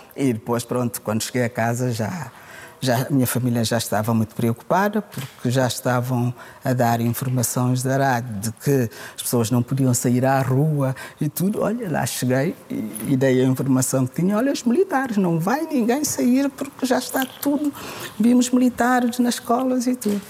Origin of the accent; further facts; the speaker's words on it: Portugal; also born or lived in Guinea-Bissau / France; eu sou portuguesa